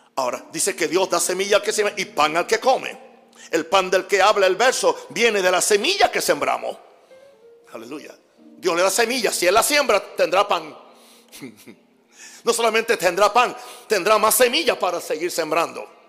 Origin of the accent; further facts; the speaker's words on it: Panama; moved away; Soy panameño.